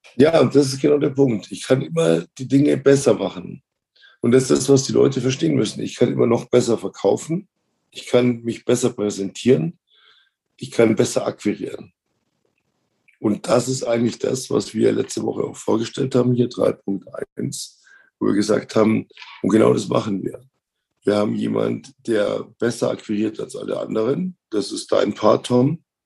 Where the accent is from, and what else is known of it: Munich, Bavaria, Germany; born or raised there